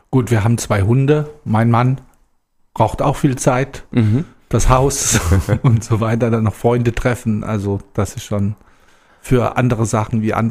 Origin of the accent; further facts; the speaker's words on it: Rastatt, Baden-Württemberg, Germany; also born or lived in Heidelberg; now in Heusenstamm, Germany; geboren bin ich in Rastatt, da bin ich auch groß geworden. Das ist in Baden-Württemberg.